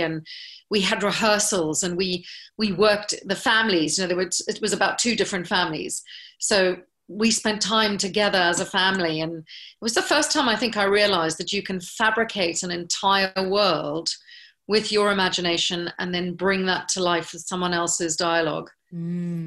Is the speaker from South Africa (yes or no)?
yes; South Africa; moved away; because I was from South Africa